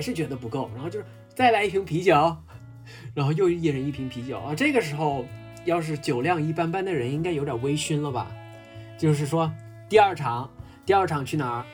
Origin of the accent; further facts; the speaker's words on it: southern China, China; 我作为一个南方人